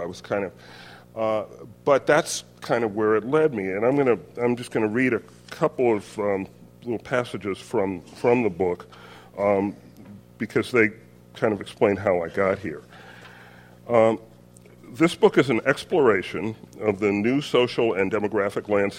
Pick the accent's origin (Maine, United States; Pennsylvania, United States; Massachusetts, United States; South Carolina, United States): South Carolina, United States; Orangeburg; moved away; where I grew up in Orangeburg, South Carolina